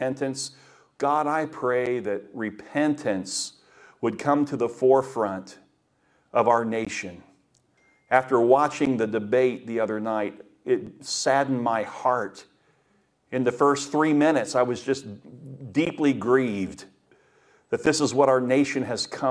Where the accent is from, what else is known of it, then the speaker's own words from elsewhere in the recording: Daytona Beach, Florida, United States; When I grew up in Daytona Beach, and my paper route was along the river